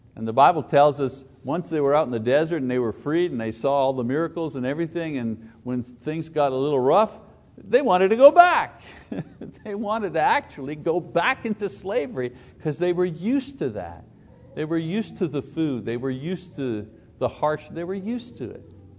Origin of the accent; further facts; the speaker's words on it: Quebec, Canada; now in Choctaw, Oklahoma, United States; A French Italian Catholic growing up in Quebec